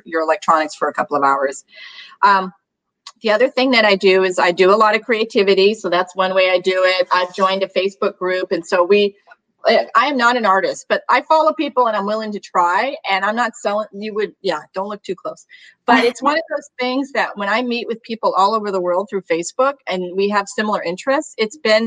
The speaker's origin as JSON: {"language": "English", "region": "New England", "country": "United States", "tie": "born or raised there", "moved": "yes", "said": "I was born in New England"}